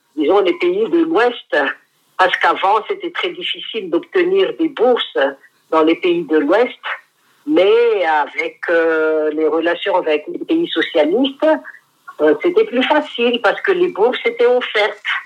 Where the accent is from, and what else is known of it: Madagascar